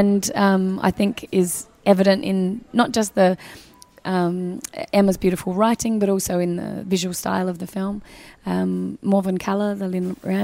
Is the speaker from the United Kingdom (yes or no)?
no; Australia; as an Australian coming